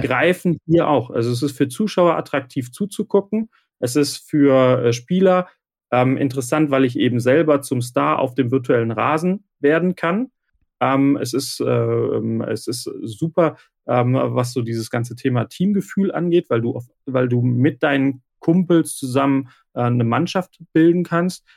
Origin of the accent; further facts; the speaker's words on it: Remscheid, North Rhine-Westphalia, Germany; komme aus Remscheid im Bergischen Land in Deutschland